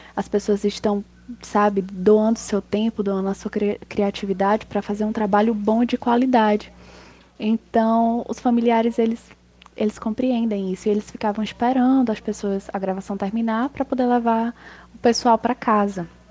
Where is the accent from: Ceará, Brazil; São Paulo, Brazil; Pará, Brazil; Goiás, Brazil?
Ceará, Brazil; Potengi; eu comecei com um grupo de teatro na minha cidade, eu sou de Potengi. Eu tinha 9 anos